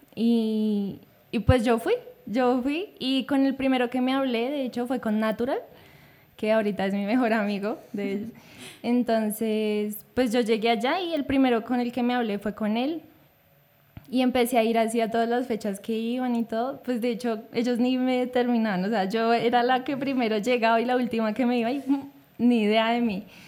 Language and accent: Spanish; Bogotá, Bogotá Capital District, Colombia; pues crecimos en la localidad Rafael Uribe, en el barrio